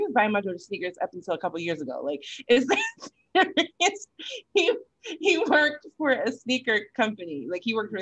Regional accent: Connecticut, United States; moved away; my hometown in Connecticut

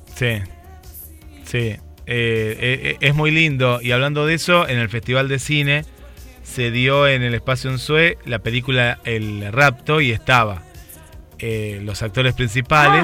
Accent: Argentina; como argentino

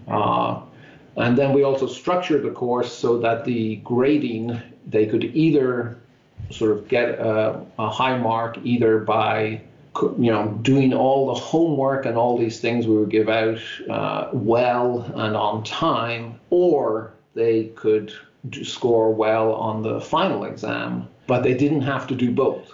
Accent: Dublin, Leinster, Ireland; now in Irvine, United States; I grew up in Dublin in Ireland

